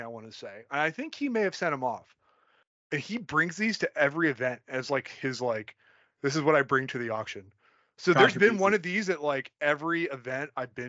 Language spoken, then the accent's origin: English; Dillsburg, Pennsylvania, United States; I'm from, like, I grew up in Dillsburg